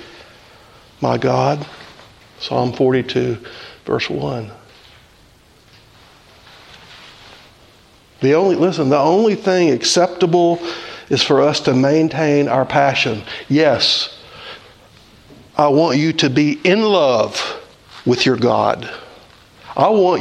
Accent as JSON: {"language": "English", "region": "the South", "country": "United States", "tie": "born or raised there", "said": "I grew up in the South"}